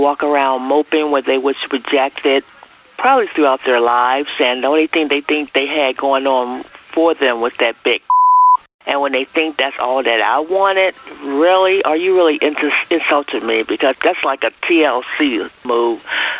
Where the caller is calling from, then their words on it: Akron, Ohio, United States; I'm calling from Akron, Ohio.